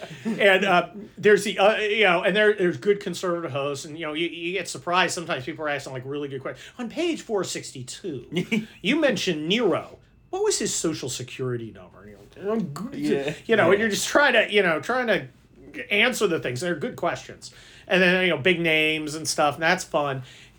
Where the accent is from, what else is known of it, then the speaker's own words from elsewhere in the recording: San Mateo, California, United States; I grew up in San Mateo, which is right next to San Francisco.